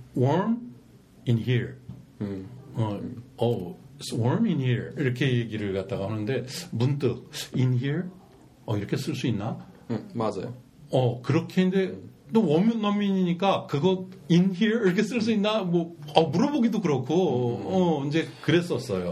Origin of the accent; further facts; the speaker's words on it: South Korea; 그 한국 사람으로서